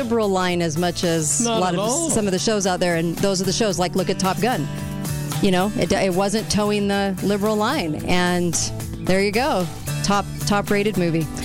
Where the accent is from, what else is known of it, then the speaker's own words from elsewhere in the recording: California, United States; moved away; When I grew up in California, the only place we really went to go shoot was in Barstow, California